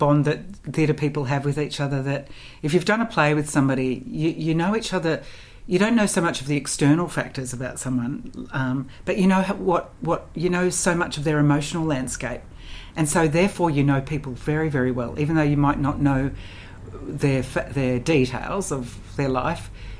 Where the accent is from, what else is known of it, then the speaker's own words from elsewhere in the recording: Canberra, Australian Capital Territory, Australia; moved away as an adult; So I left Canberra when I was 19, and I left because I wanted to go to drama school